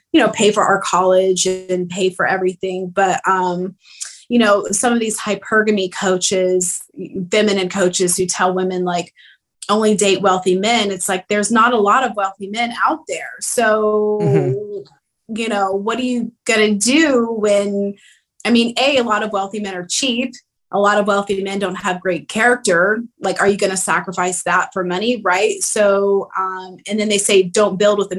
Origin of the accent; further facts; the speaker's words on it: the South, United States; I grew up in the South traditionally